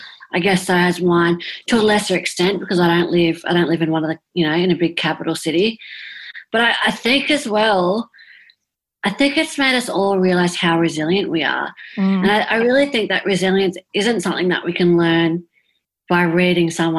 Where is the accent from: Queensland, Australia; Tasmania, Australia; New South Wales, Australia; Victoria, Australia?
New South Wales, Australia; South Coast; where I live on the South Coast